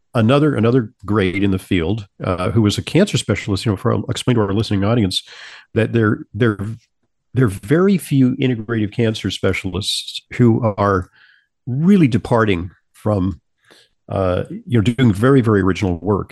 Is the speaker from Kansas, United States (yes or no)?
no; Santa Monica, California, United States; moved away as an adult; also born or lived in New York; I Travel from Southern California, where I grew up, in Sa-, in Santa Monica, California, to New York to attend Columbia